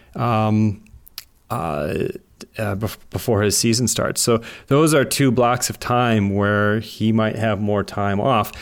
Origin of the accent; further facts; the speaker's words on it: Wisconsin, United States; I grew up in Wisconsin